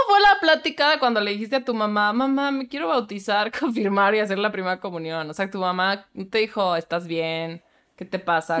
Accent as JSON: {"language": "Spanish", "region": "Querétaro", "country": "Mexico", "said": "Querétaro, de donde yo soy. Claro que sí. Soy queretana de closet"}